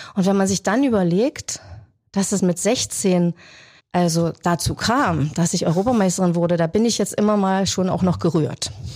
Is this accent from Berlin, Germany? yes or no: yes; Berlin, Germany; moved away as an adult; now in Wildau, Germany; Eigentlich bin ich ja eine waschechte Berlinerin